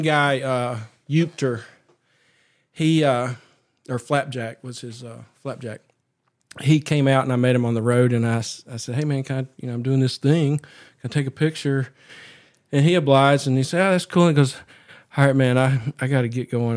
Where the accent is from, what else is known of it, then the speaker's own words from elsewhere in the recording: Appalachia, United States; I grew up here